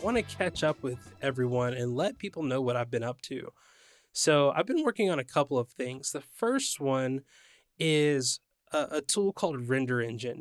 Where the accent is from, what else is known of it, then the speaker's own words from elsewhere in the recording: San Diego, California, United States; my hometown of San Diego